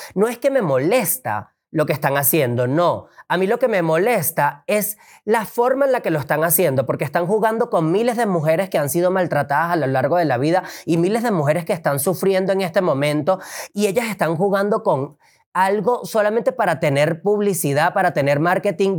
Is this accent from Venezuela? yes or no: yes; Venezuela; now in Mexico; yo tuve que salir de Venezuela